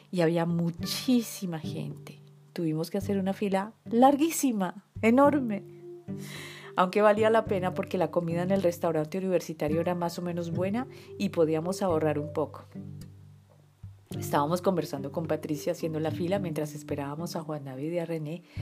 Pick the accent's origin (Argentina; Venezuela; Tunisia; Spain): Tunisia; Yo, soy de Túnez. Túnez. Tunisí, La Tunisí.